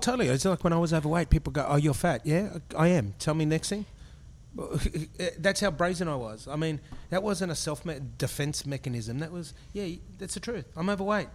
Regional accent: Brisbane, Queensland, Australia; I grew up in Brisbane

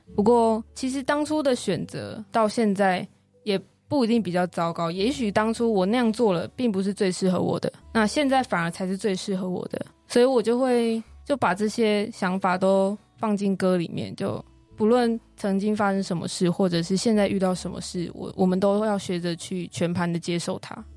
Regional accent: Kaohsiung, Taiwan; 我的故乡高雄

